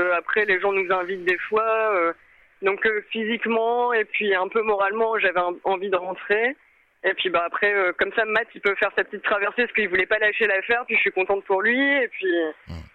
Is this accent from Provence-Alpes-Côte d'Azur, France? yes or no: no; Amiens, Hauts-de-France, France; moved away as an adult; nous, on vient de Amiens, du nord de la France, et on est parti du coup de Amiens faire le tour du monde